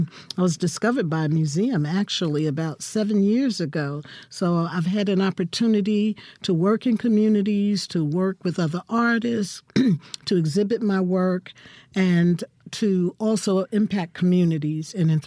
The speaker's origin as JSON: {"language": "English", "town": "Newark", "region": "New Jersey", "country": "United States", "tie": "born or raised there", "also_born_or_lived": "Texas", "moved": "as an adult", "lives_now": "Jackson, United States", "said": "I'm from Newark, New Jersey."}